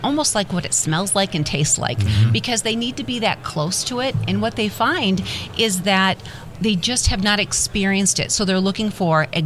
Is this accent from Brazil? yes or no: no; Midwest, United States; I'm originally from the Midwest, mm-hmm. I'm a very proud Midwest girl here